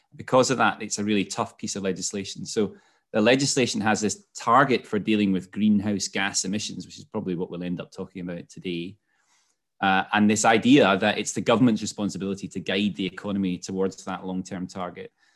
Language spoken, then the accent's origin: English; Scotland, United Kingdom; moved away as an adult; also born or lived in London; moved, uh, back to Scotland where I'm from, as you could probably pick up from my accent